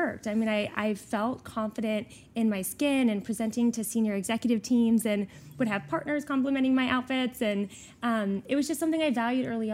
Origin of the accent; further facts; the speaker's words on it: Houston, Texas, United States; I am a native Texan, born and raised in Houston, Texas